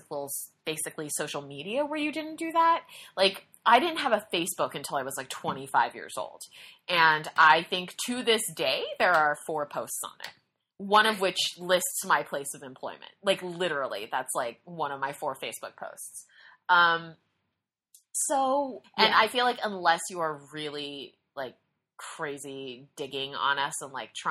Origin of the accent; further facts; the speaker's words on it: United States; I'm an American.